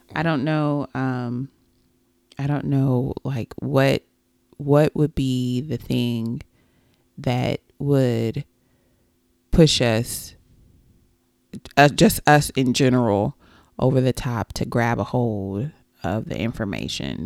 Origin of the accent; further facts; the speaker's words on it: Texas, United States; I am a Texan, a native Texan